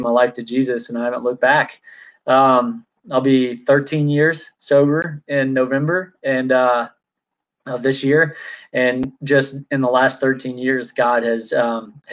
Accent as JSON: {"language": "English", "town": "Texarkana", "country": "United States", "tie": "born or raised there", "said": "I grew up in Texarkana"}